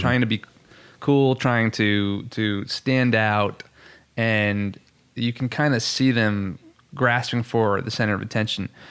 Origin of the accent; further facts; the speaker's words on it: Long Island, New York, United States; accent: New York, Long Island; moved away; I'm originally from Long Island, New York, and so sometimes that accent comes out